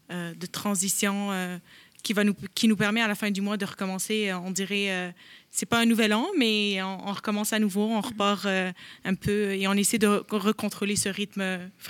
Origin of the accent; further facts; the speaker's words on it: Montreal, Quebec, Canada; je suis d'origine euh, irakienne, mais bien montréalaise, née, grandie et, et travaillée et tout ce qui va avec.